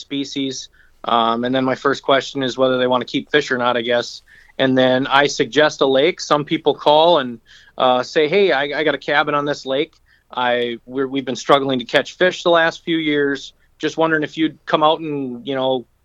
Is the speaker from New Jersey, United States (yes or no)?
no; St. Joseph, Minnesota, United States; also born or lived in Sauk Rapids, Minnesota / St. Cloud, Minnesota; I grew up in St. Joe